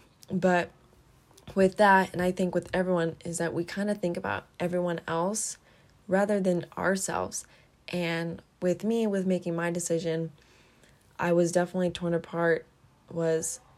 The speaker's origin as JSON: {"language": "English", "town": "Kuna", "region": "Idaho", "country": "United States", "tie": "born or raised there", "said": "all my life I've been here in Idaho, in Kuna, Idaho. This is where I've grown up"}